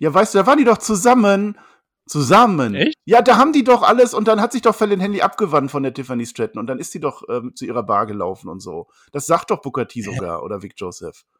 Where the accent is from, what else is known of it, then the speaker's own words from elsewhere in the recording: Münster, North Rhine-Westphalia, Germany; Ich komme aus dem Münster